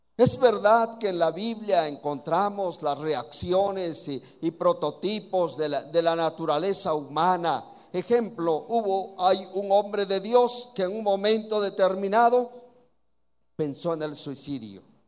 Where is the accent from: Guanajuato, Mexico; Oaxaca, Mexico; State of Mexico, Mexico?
Oaxaca, Mexico; aquí en Oaxaca nos dicen oaxaquitos, así que así somos aquí los de Oaxaca